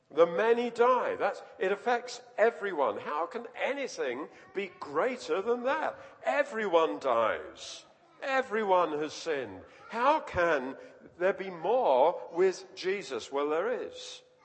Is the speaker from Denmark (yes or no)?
no; London, United Kingdom; I was, was born and grew up in London, and just near where I lived, there was the City of London Cemetery